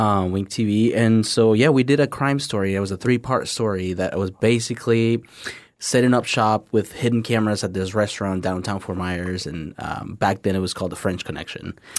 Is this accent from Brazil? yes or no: no; Tampico, Tamaulipas, Mexico; English is a second language; now in United States; born and raised in Mexico